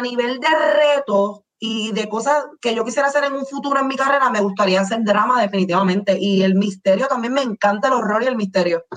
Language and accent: Spanish; Manatí, Puerto Rico; yo soy de Manatí, y mi mamá me traía, y digo me traía porque estoy, estoy en San Juan ahora mismo